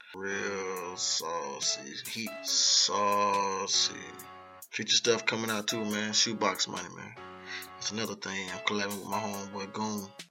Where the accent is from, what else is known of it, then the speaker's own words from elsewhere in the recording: Jacksonville, Florida, United States; also born or lived in Philadelphia / Delaware; raised at Jacksonville, Florida, around the Arlington area